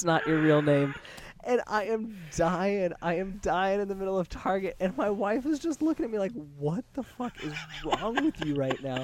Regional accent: Las Vegas, Nevada, United States; Growing up in Vegas is just, it's a very odd place

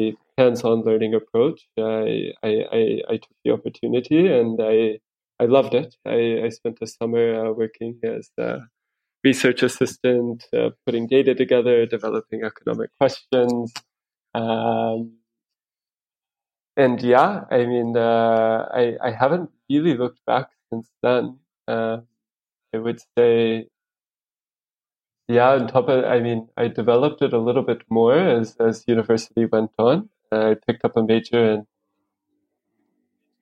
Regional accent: United States; moved away as an adult; also born or lived in Spain / Rwanda / Netherlands / Kenya; now in Nairobi, Kenya; I'm from the United States. I lived there until I was about 22.

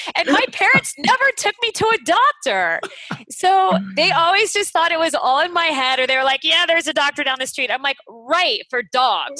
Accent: Phoenix, Arizona, United States; moved away as an adult; also born or lived in Los Angeles; I grew up in Phoenix or something, it was like 150 degrees in the summer

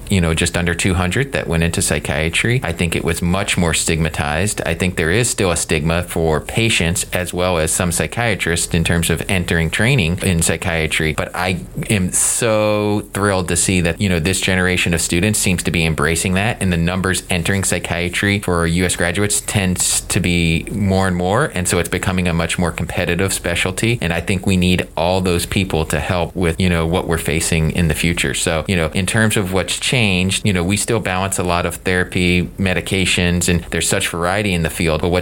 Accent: the South, United States; as a kid growing up in the South, do not get to see a lot of psychiatrists in action.

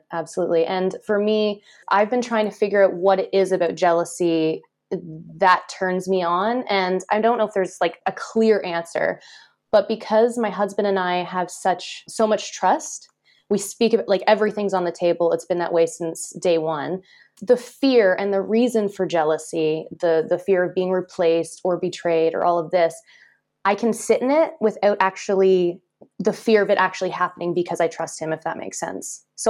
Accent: just outside of Toronto, Ontario, Canada; now in France; I was born and raised just outside of Toronto.

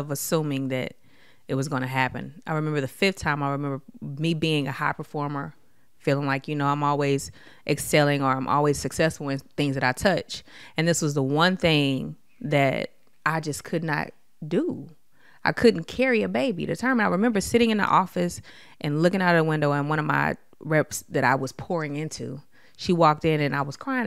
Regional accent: Detroit, Michigan, United States; growing up in Detroit, Michigan, during the d, crack epidemic

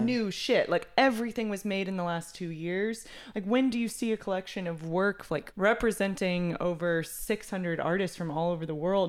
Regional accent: Texas, United States; also born or lived in Seattle, Washington; I'm from Texas originally. I went to Seattle for school, or you know, oh. like Washington. So, you know, big jump out of Texas, but I came back to Texas and I loved it. It's home.

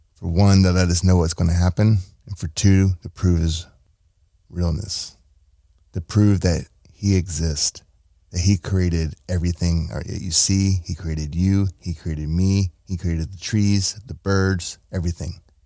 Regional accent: United States; I'm an American citizen

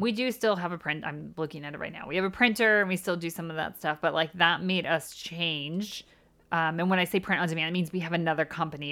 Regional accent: United States; moved away as an adult; now in United Kingdom; we are from the States and we live in the U K

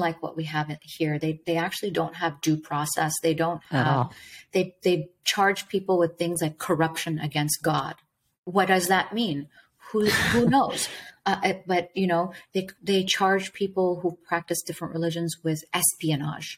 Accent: Dubai, United Arab Emirates; I was born in Dubai, United Arab Emirates. My parents were both born in Iran

